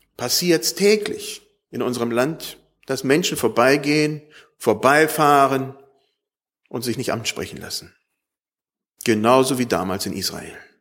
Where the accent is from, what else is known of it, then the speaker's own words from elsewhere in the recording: Germany; wir als Deutsche